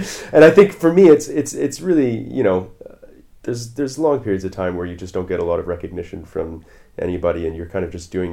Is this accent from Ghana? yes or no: no; Canada; moved away as an adult; now in London, United Kingdom; I'm a Canadian saxophone player living in London now, the last 7 or so years